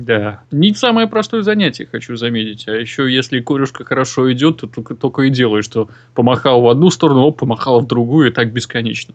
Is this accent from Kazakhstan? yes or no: no; Chukotka Autonomous Okrug, Russia; moved away; родом я с Чукотского автономного округа